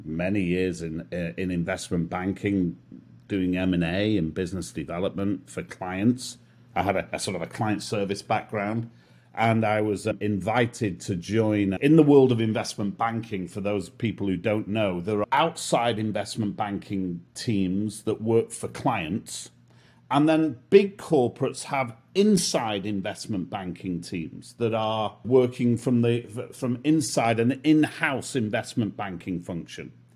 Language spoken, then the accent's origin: English; Manchester, North West England, United Kingdom; accent: British; moved away as an adult; now in Miami, United States; I'm from north of the wall, from Manchester, and I grew up in Manchester in the U K. I spent most of my life there